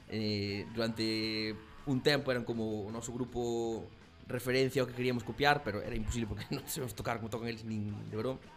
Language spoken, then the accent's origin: Galician; Burela, Galicia, Spain; Claro, sendo de Burela, Muros é Buenos Aires.